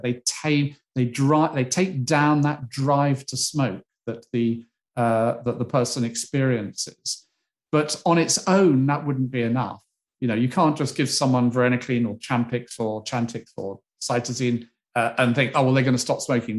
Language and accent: English; United Kingdom; as a Brit